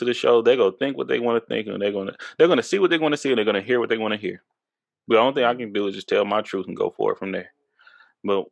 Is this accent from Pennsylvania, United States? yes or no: no; Texas, United States; I'm from Texas